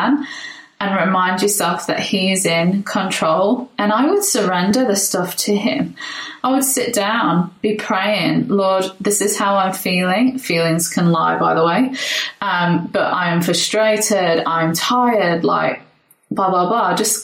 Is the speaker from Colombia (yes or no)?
no; England, United Kingdom; now in Brisbane, Australia; I'm English